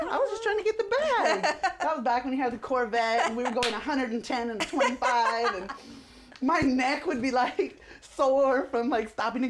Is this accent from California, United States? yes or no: no; Seattle, Washington, United States; So, I mean, I've been all over the place. I'm from Seattle. I've lived in 9 different states.